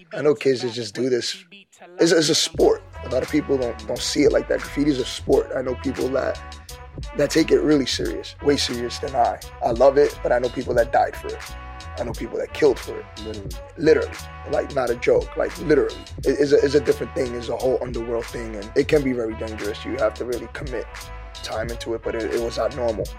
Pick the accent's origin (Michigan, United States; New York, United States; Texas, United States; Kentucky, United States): New York, United States; New York City; also born or lived in Brooklyn, New York; I grew up in the Bronx, New York, South Bronx